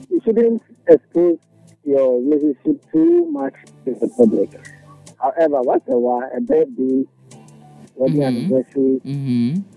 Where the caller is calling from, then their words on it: Adenta, Greater Accra, Ghana; Yeah, good evening. This is … calling from Adenta.